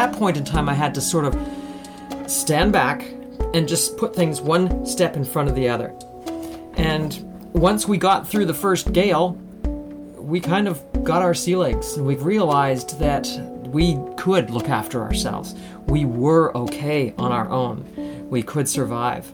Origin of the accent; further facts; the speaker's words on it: Canada; also born or lived in Russia; I am Canadian